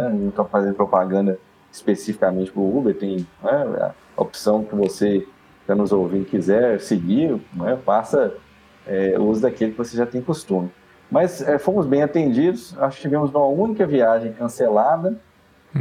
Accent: Minas Gerais, Brazil; nós, como mineiros

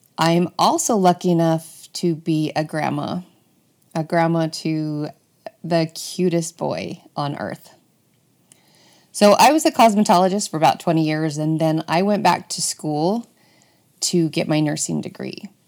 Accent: Bountiful, Utah, United States; I was born and raised in Bountiful, Utah

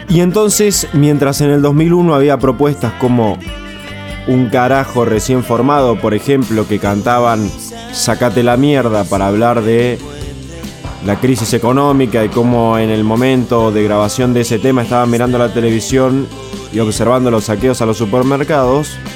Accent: Argentina; como todo argentino

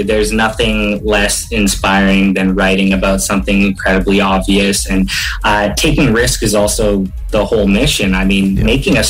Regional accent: Canada; as a Canadian artist

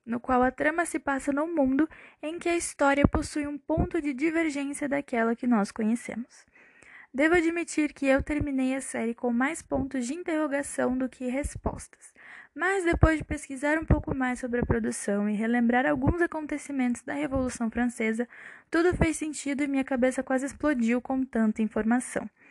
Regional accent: Brazil; como boa brasileira que sou

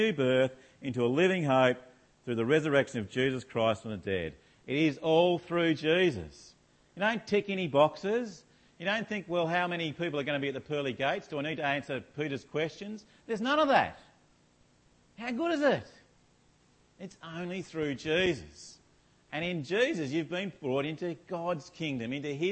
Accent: Australia

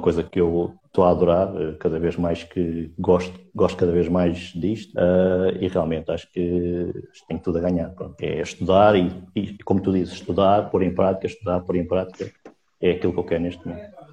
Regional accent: Sintra, Lisbon, Portugal; Sou de Portugal, eh, de Sintra

